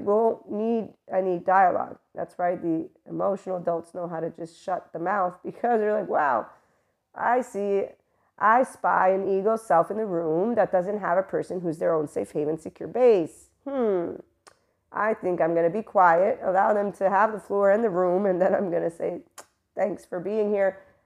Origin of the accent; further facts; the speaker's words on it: United States; I'm American